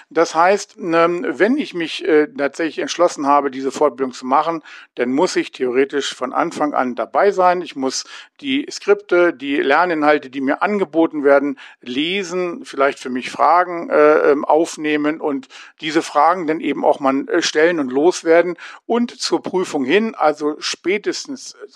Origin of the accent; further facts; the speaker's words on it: Hanover, Lower Saxony, Germany; Ich komme aus Hannover, bin 58 Jahre alt